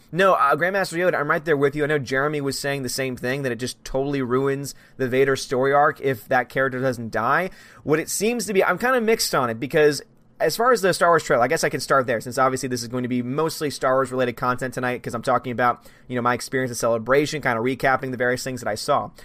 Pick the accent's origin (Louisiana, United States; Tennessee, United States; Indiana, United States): Louisiana, United States; I'm from Louisiana